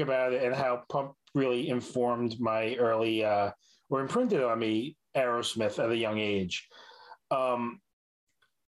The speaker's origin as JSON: {"language": "English", "region": "New York", "country": "United States", "said": "as a New Yorker"}